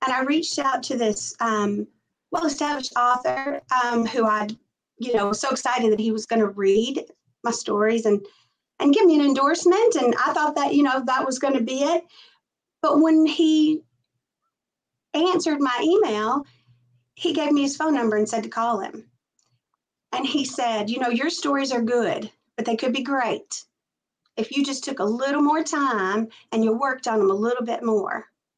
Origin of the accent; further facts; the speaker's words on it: Tennessee, United States; You know, I was born and raised in Middle Tennessee. And even though I moved out of my little town, I never really left Middle Tennessee. So the South is all I know.